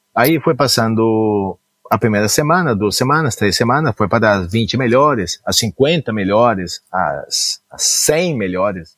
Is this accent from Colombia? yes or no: yes; Cali, Valle del Cauca, Colombia; also born or lived in Goiânia / São Paulo; now in United States; Eu nasci na Colômbia, nasci especificamente em Cali